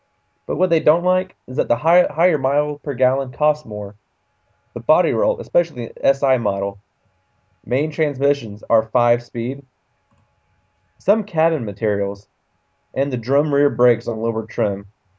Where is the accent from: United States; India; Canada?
Canada; And I said car really weird, like I'm Canadian right there.